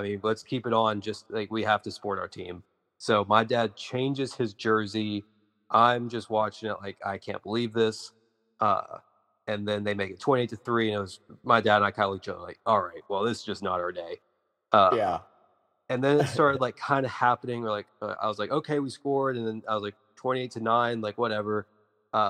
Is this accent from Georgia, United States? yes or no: yes; Georgia, United States; moved away; growing up in Georgia